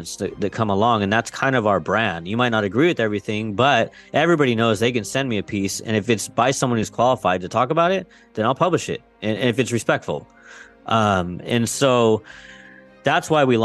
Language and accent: English; West Coast, United States; I grew up on the West Coast